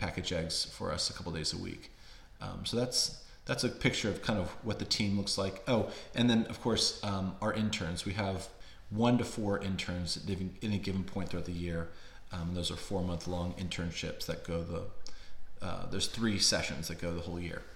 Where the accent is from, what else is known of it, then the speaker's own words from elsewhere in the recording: Warrenton, Virginia, United States; we moved back to my hometown of Warrenton, Virginia, which is about 50 miles southwest of DC